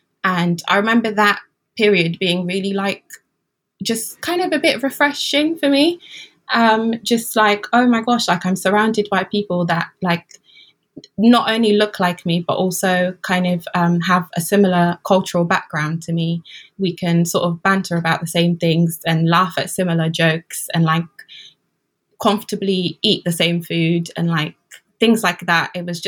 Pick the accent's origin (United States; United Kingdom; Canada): United Kingdom; I'm British, what do you mean?